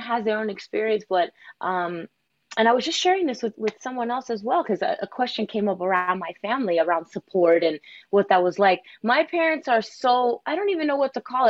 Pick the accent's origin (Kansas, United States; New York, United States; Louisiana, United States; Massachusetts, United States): New York, United States; New York City; I was actually born in Queens, New York